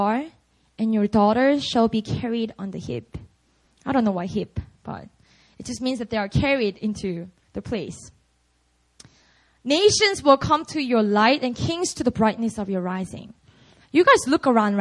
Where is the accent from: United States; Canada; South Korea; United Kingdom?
South Korea; Busan; moved away; Busan's going down soon. It's my hometown